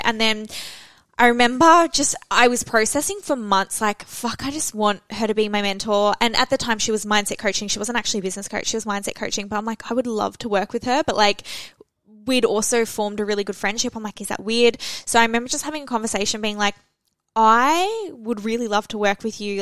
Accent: Australia; Felicity and I were the only Australians

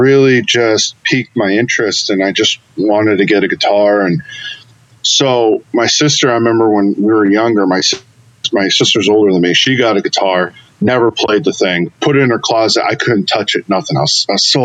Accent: Western Massachusetts, United States; I'm from Western Mass, the 413 area code

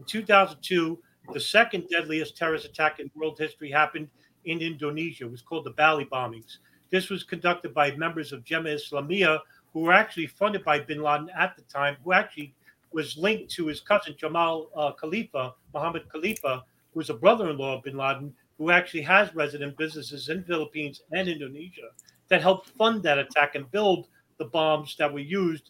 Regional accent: New York City, New York, United States; I'm a New Yorker

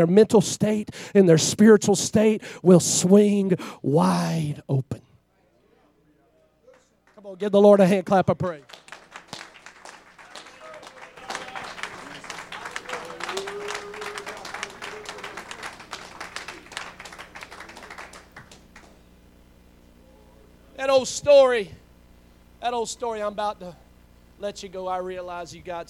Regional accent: Florida, United States; now in Alaska, United States; we're not from Florida anymore, right? That's the reason why I sound like

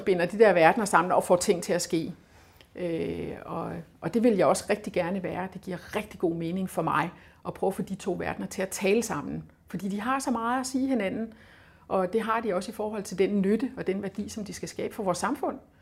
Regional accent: Funen, Southern Denmark, Denmark; jeg kommer fra Fyn, og jeg stammer fra

